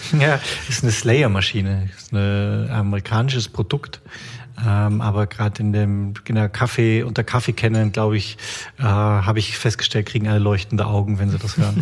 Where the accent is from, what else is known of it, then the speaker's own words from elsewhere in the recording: Bavaria, Germany; now in Stuttgart, Germany; ich komme ja ursprünglich aus Bayern